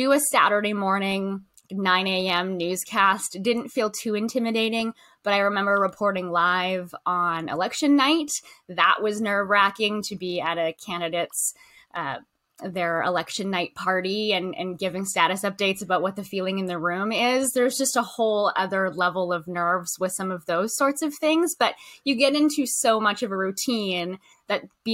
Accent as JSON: {"language": "English", "town": "Lethbridge", "region": "Alberta", "country": "Canada", "tie": "born or raised there", "also_born_or_lived": "Prairies", "moved": "as an adult", "lives_now": "Victoria, Canada", "said": "I am originally from Alberta, southern Alberta. I grew up around Lethbridge, rural community"}